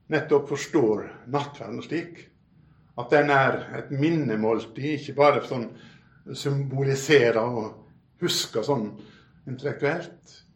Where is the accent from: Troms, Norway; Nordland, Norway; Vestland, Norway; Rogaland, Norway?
Vestland, Norway; Bømlo; now in Oslo, Norway; Jeg kom jo fra Bømlo, via Bryne og Saron, av alle ting, til Oslo.